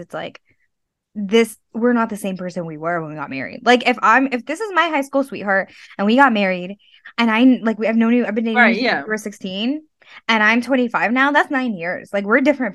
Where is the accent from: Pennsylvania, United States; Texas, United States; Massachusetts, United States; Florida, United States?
Texas, United States; now in New York, United States; I grew up in Texas